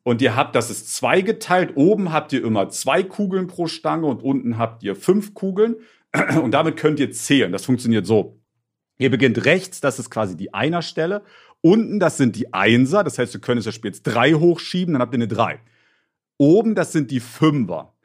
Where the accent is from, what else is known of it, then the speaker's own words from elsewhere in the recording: near Leipzig, Saxony, Germany; Ich bin ja in der Nähe von Leipzig zur Schule gegangen